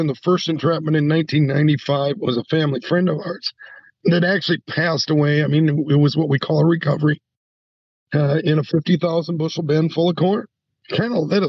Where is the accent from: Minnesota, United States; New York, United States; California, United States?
Minnesota, United States; South Central; I'm from South Central Minnesota. I'm just south of Mankato, Minnesota